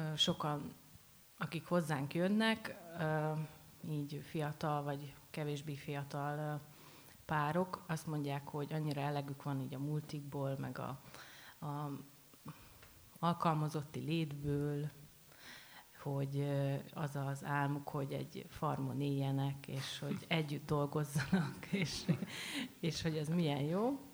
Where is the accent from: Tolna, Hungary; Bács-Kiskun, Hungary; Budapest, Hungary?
Bács-Kiskun, Hungary; near Baja; vidékről, érsek családról, család, baja mellől